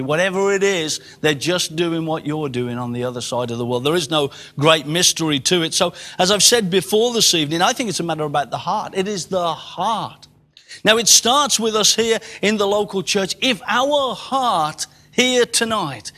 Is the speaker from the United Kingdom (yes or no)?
yes; England, United Kingdom; I am an Englishman in England.